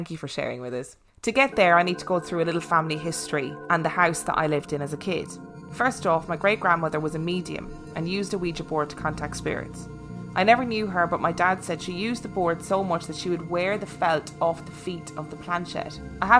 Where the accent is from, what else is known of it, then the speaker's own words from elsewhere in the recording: California, United States; I grew up in Southern California, pretty close to the beaches right outside LA.